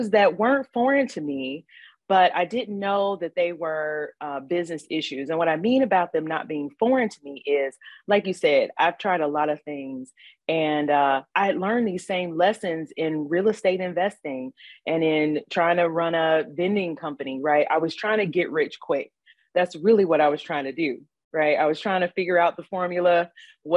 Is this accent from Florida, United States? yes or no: no; Gary, Indiana, United States; moved away; I'm from Gary, Indiana originally